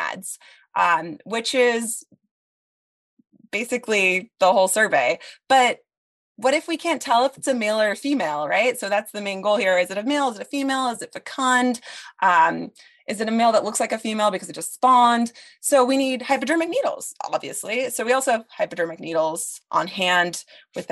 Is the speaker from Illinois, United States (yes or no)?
no; Sitka, Alaska, United States; to have been a student of Stacy's, growing up in Sitka